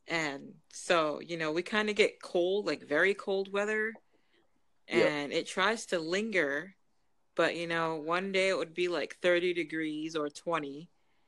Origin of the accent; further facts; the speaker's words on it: Massachusetts, United States; but I grew up in Massachusetts.